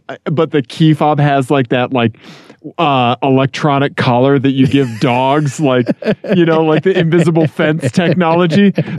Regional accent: Missouri, United States; I'm from Missouri.

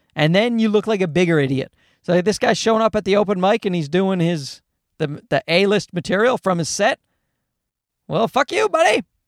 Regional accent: Newfoundland and Labrador, Canada; moved away; my type of white has been around for a, uh, many generations in, uh, Newfoundland where I grew up

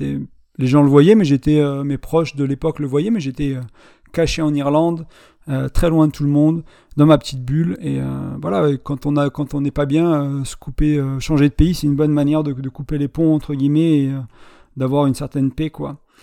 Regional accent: France; born or raised there; moved away as an adult; also born or lived in Ireland

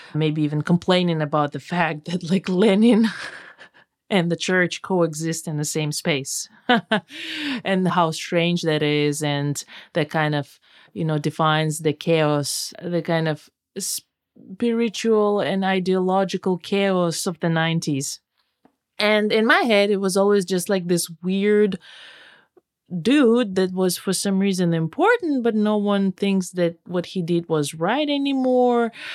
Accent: Tomsk, Tomsk Oblast, Russia; now in United States; I grew up in Tomsk

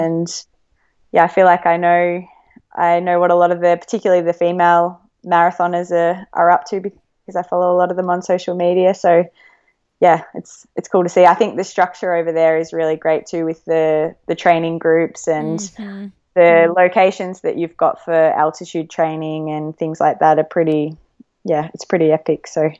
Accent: Australia; I think all Australian runners probably follow the American scene

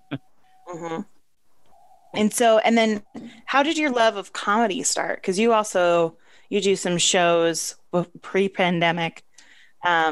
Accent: Vermont, United States; I come from Vermont and people are vulgar in the country in rural areas

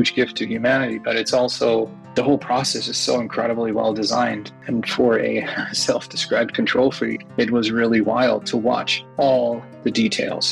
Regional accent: Germany; moved away as an adult; also born or lived in United States / San Francisco Bay Area; now in San Francisco, United States; I grew up in Europe, in Germany. I'm a dual citizen. I was actually born in the United States, but when I was about a year and a half old, my parents were Danish and German. Moved back to Europe, and then I grew up like any other German kid.

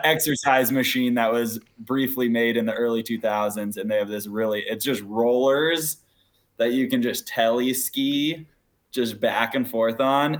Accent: Washington, United States; I'm from Washington State, Colorado. It's where my dad's from

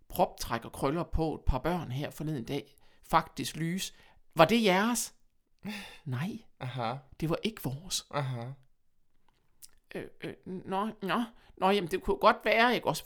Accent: Horsens, Central Denmark Region, Denmark; accent: jysk; Jeg snakker jysk.

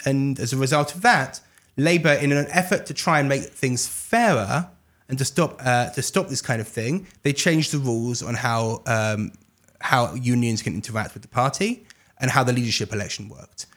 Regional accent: London, United Kingdom; now in Jerusalem, Israel; I grew up in England, uh, grew up in London

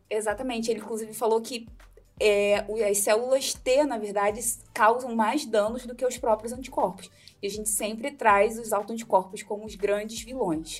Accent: Rio de Janeiro, Brazil; moved away as an adult; now in Londrina, Brazil; eu sou carioca e uma carioca que fugiu do Rio de Janeiro para morar no Paraná

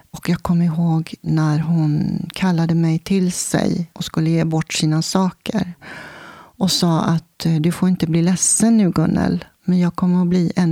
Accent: Stockholm, Stockholm County, Sweden; now in Vingåker, Sweden; Och vi bodde i ett hus i Älvsjö och jag föddes på Södersjukhuset i Stockholm.

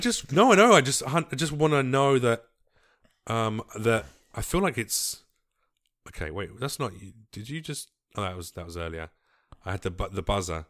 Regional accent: London, United Kingdom; moved away as an adult; now in United States; I grew up in East London

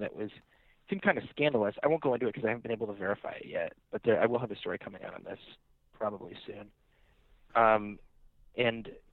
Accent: the Bay Area, California, United States; moved away; I'm from the Bay

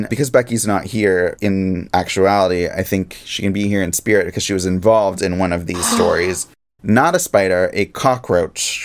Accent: Pacific Northwest, United States; I grew up in the Pacific Northwest, where we had whales

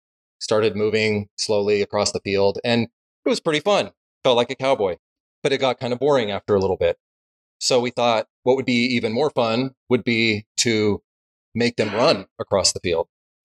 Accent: Salt Lake City, Utah, United States; I grew up in Salt Lake area

